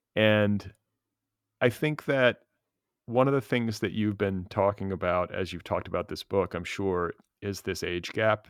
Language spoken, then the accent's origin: English; California, United States; a Californian